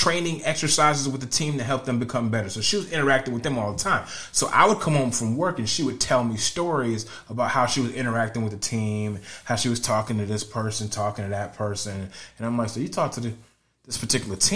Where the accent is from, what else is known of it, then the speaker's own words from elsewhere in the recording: Connecticut, United States; now in Florida, United States; I'm from Connecticut. I'm still from the same kind of area. So we all talk the same language